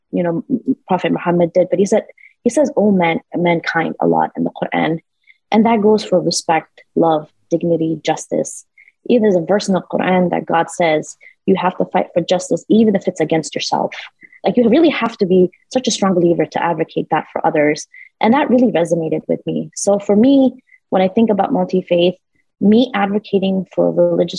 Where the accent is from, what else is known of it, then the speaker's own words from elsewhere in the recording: New York City, New York, United States; We were immigrants here in the United States. Growing up in New York City, I didn't have a mother